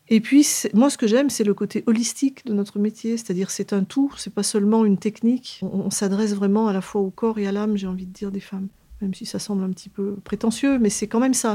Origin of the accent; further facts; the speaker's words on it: Auvergne-Rhône-Alpes, France; moved away as an adult; also born or lived in Paris region; now in Grenoble, France; je souhaitais revenir dans ma région d'origine, puisque je suis de la région Rhône-Alpes